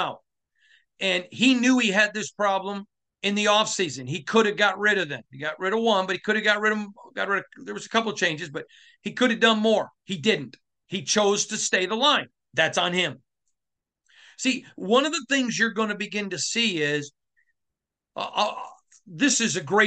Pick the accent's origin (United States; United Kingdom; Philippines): United States; Michigan; growing up in Michigan